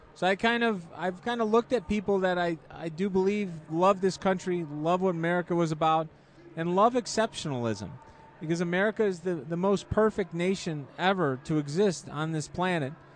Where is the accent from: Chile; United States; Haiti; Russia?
United States; Chicago, Illinois; in Chicago, and then the Chicagoland area